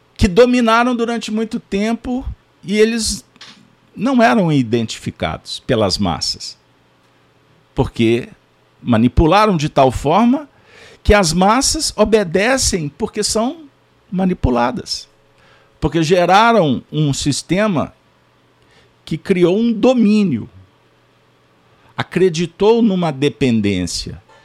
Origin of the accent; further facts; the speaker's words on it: Brazil; Como brasileiros